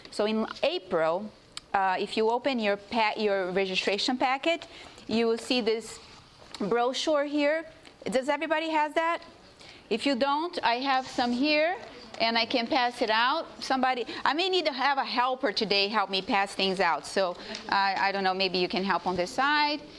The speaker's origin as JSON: {"language": "English", "country": "Brazil", "second_language": "English", "moved": "yes", "lives_now": "United States", "said": "You know, I come from a division, I'm from Brazil originally."}